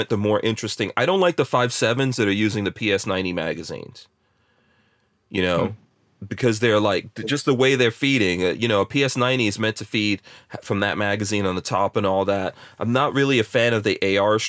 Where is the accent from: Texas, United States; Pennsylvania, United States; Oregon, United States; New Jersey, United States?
New Jersey, United States; moved away; born in Jersey